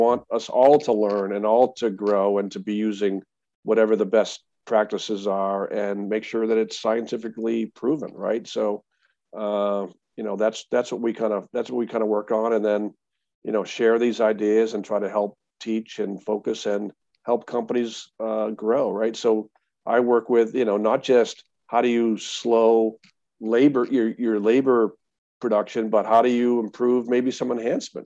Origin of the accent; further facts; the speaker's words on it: Massachusetts, United States; I'm from Massachusetts